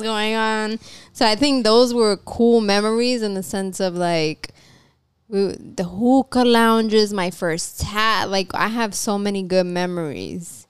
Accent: New York City, New York, United States; I grew up in Manhattan in the Lower East Side

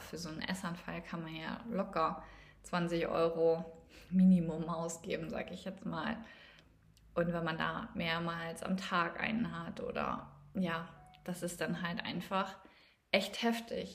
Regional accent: East Frisia, Lower Saxony, Germany; ich komme gebürtig aus Ostfriesland

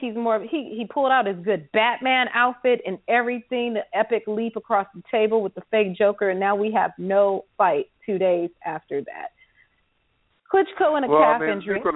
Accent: United States; an American

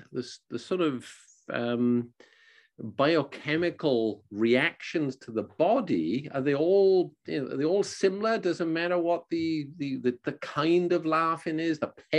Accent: Wales, United Kingdom; moved away; I'm from Wales.

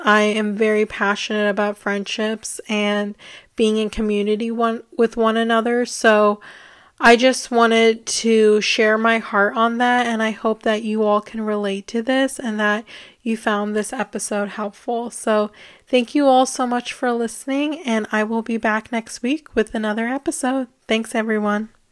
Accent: United States; growing up in the United States

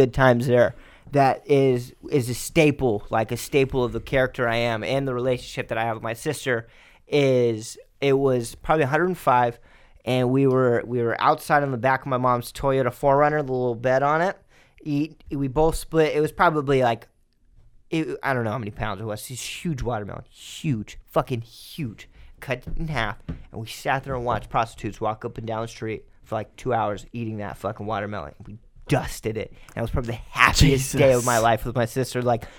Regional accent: Fremont, United States; No, I grew up in Fremont up until the second grade.

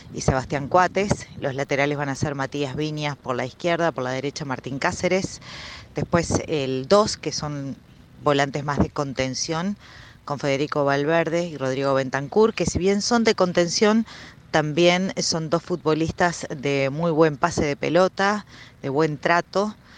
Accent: Uruguay; soy periodista uruguaya

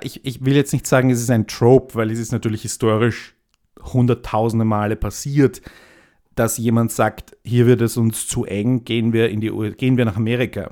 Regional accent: Austria

